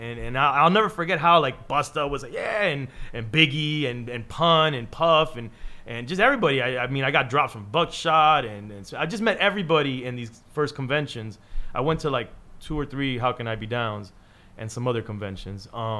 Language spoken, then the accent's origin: English; Miami, Florida, United States; if you're in my hometown, if you're in Miami